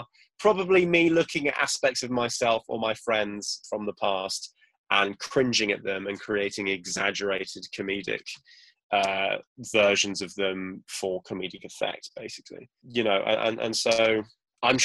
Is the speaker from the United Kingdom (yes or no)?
yes; Crewe, North West England, United Kingdom; born there; I was born in Crewe, which I don't know if you know, but it's nearish Manchester. And no one believes that, because obviously I don't really sound like I'm from there.